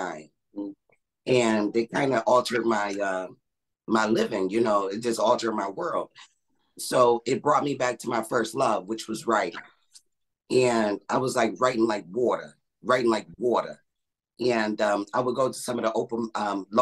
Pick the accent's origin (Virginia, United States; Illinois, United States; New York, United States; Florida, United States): New York, United States; Buffalo; I'm from Buffalo, New York